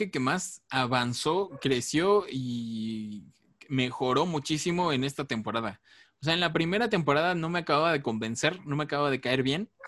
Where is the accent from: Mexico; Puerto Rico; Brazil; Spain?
Mexico; somos mexicanos